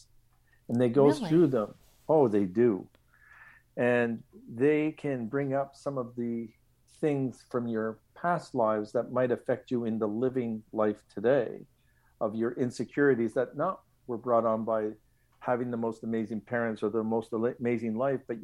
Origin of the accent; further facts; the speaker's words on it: Montreal, Quebec, Canada; I grew up in Lachine, Quebec